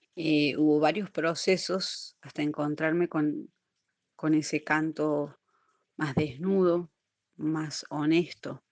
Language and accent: Spanish; Cosquín, Córdoba, Argentina; soy de Cosquín, las sierras de Córdoba.